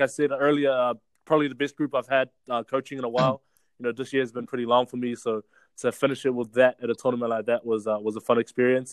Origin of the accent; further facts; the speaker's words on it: Auckland, New Zealand; growing up in Glen Innes, it's like a real blue collar town